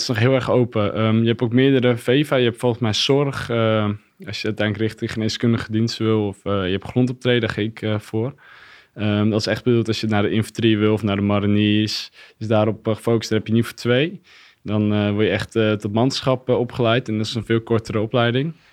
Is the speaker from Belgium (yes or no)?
no; Katlijk, Friesland, Netherlands; Ik kom uit Katlijk. Dat is een klein dorpje in de buurt van uh, Heerenveen